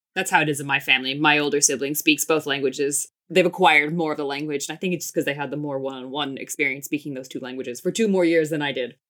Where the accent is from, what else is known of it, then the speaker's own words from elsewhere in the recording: United States; I grew up in the States.